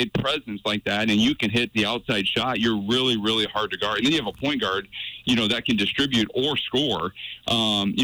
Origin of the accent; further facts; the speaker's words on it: Iowa, United States; moved away as an adult; now in Montana, United States; I grew up in Iowa and came from Iowa